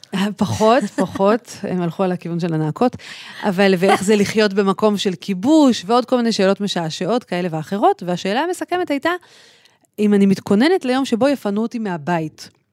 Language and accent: Hebrew; Tel Aviv, Tel Aviv District, Israel; אני גדלתי בכלל בתל אביב